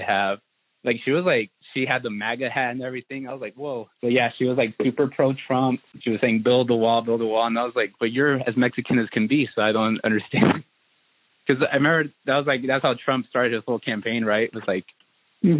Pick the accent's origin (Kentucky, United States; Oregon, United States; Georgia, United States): Oregon, United States; Southern; now in Portland, United States; I was born and raised in Southern Oregon